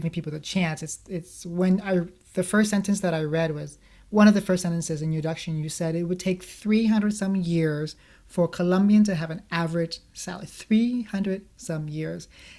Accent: Vietnam; moved away; Because I was born in Vietnam, but luckily my mom decided to, as a refugee, we decided to leave Vietnam

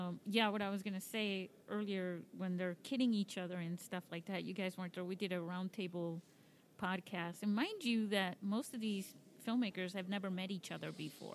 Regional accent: Spain; You know, I come from Spain, and they're big into swords over there in Toledo.

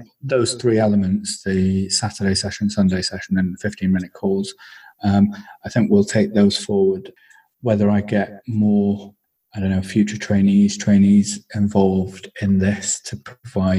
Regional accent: Wigan, North West England, United Kingdom; moved away as an adult; also born or lived in Bangor / Cardiff; I am originally from Wigan in the Northwest.

